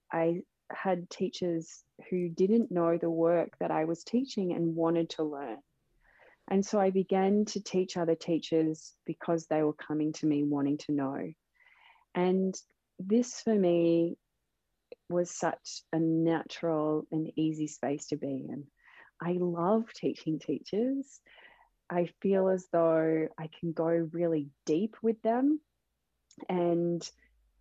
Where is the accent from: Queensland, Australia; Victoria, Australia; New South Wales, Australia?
Victoria, Australia; Melbourne; Melbourne, which is my hometown, Melbourne, Australia.